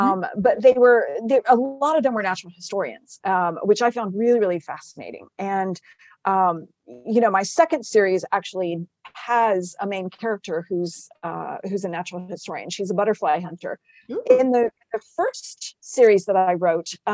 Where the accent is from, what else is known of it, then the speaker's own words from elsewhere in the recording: South Texas, United States; moved away as an adult; now in Virginia, United States; I'm a sixth generation native Texan, but I've been transplanted to Virginia. So I have like proper winters now. I grew up in South Texas